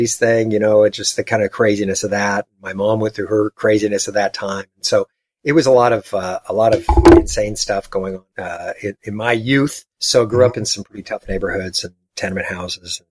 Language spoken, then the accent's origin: English; Los Angeles, California, United States; I grew up in Los Angeles